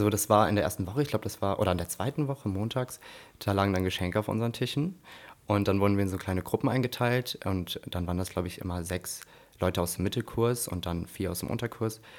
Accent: Koblenz, Rhineland-Palatinate, Germany; also ich komme {S2} ja aus Koblenz, demnach ähm, war das natürlich klar, dass ich in Koblenz auf jeden Fall bleiben will.

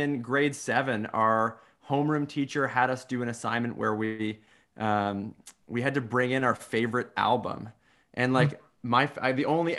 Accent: Fergus, Ontario, Canada; I grew up in Fergus, so right up the road from Kitchener-Waterloo

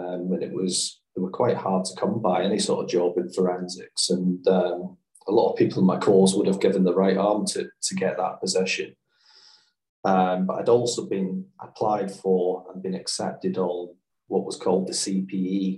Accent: Glasgow, Scotland, United Kingdom; I grew up in the East End of Glasgow.

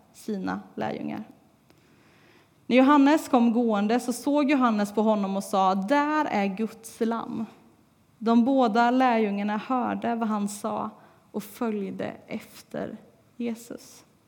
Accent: Tibro, Västra Götaland, Sweden; moved away as an adult; trots att jag inte har bott här på tre år så är det fortfarande Tibro och Lindgatan som är mitt hemma

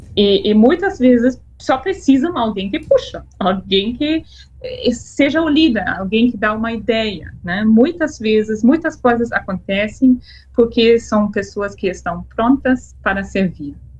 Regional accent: Freiburg, Germany; Portuguese is a second language; moved away as an adult; now in Brazil; Eu nasci em Freiburg, no norte da Alemanha

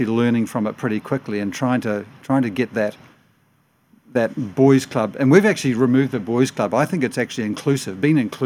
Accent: New Zealand; now in Australia; I'm a Kiwi

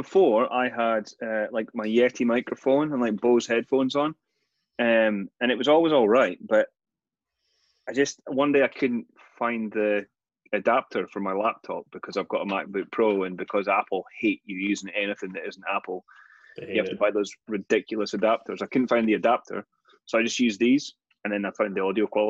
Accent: Scotland, United Kingdom; I also potentially insult my home country of Scotland, so if I did, I apologise profusely

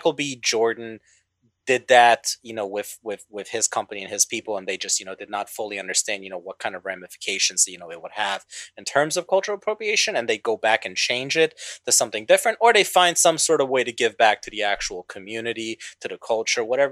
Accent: Bosnia & Herzegovina; moved away; I'm originally from Bosnia

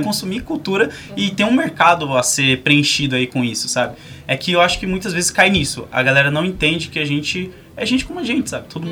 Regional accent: São Paulo, Brazil; eu sou da cidade Tiradentes

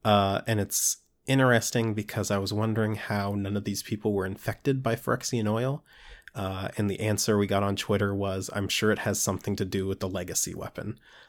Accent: Maryland, United States; For those of you listening, I'm from Maryland.

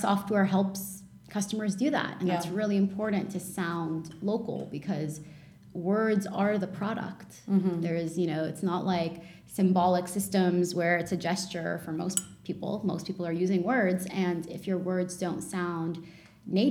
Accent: Canada; English is a second language; also born or lived in Lebanon; I grew up in Lebanon. And then my family immigrated to Canada in the early 90s.

